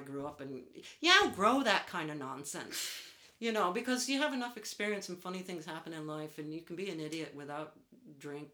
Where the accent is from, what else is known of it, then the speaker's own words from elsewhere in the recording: United States; accent: American; moved away as an adult; now in Ireland; my American accent. And even though I've lived in Ireland longer than I've lived in the States, because I was old and I moved here, I still have this accent.